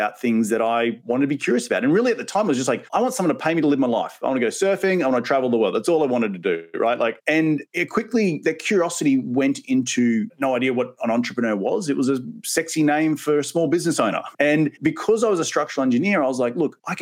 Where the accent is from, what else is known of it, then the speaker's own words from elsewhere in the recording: Australia; moved away as an adult; also born or lived in New York City; now in United States; I'm originally from Australia, and I actually moved here 10 years ago